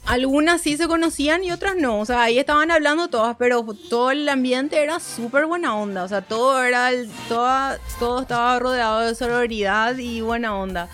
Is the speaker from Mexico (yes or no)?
no; Paraguay; accent: Paraguayan; nuestra tonada, así de paraguayo